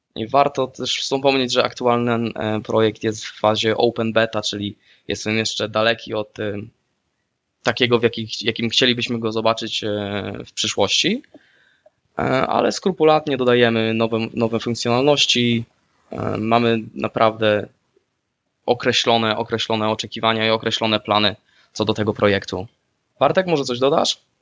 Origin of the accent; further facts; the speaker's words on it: Słupsk, Pomeranian Voivodeship, Poland; moved away as an adult; now in Netherlands; też pochodzę ze Słupska w Holandii mieszkam od dobrych pięciu lat